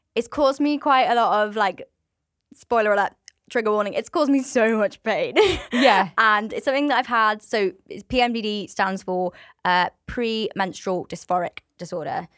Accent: Swindon, South West England, United Kingdom; moved away as an adult; now in North Wales, United Kingdom; I'm from Swindon, so from the southwest of England.

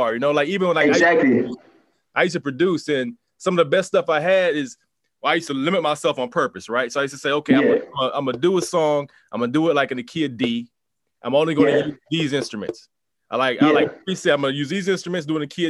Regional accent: Atlanta, Georgia, United States; now in Washington, D.C., United States; I'm from Atlanta originally.

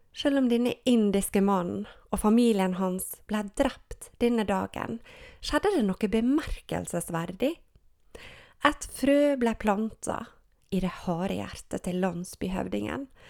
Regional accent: Gjersvika, Sunnmøre, Møre og Romsdal, Norway; Jeg er oppvokst i Gjersvika på Sunnmøre

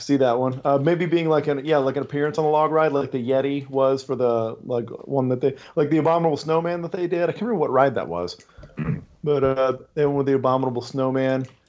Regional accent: San Antonio, Texas, United States; I grew up in San Antonio.

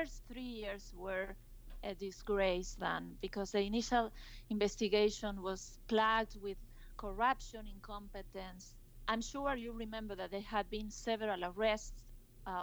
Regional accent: Salta, Argentina; I was in Salta, my hometown

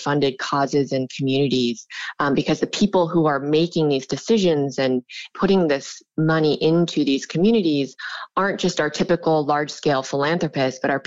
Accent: Sierra City, California, United States; moved away as an adult; now in New York, United States; I'm actually from Northern California. I grew up in a small log cabin that my parents built in the middle of the mountains in Northern California

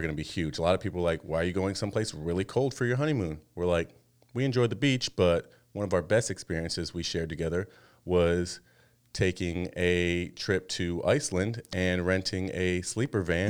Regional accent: Arizona, United States; moved away as an adult; now in Washington, United States; we used to live in Arizona for the majority of our lives

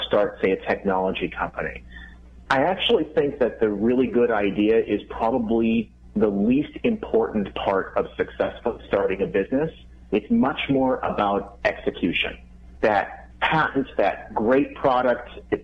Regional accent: Winnipeg, Manitoba, Canada; now in Minneapolis, United States; I grew up in Winnipeg, Canada

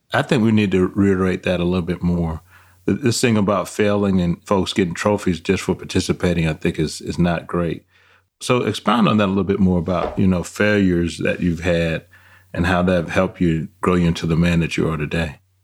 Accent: Atlanta, Georgia, United States; where I grew up in Atlanta, it was a rough neighborhood.

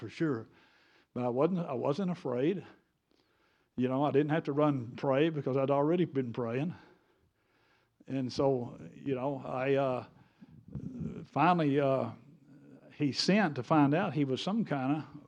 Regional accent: United States; I'm American. I speak English.

